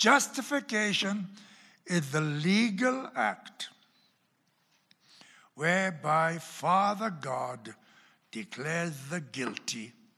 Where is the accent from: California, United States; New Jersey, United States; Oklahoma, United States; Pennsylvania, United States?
Oklahoma, United States; accent: Oklahoma; And you can tell by my accent, though the Oklahoma accent still lingers around quite often.